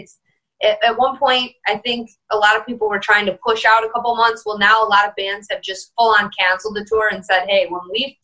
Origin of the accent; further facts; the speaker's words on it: Detroit, Michigan, United States; I'm from Detroit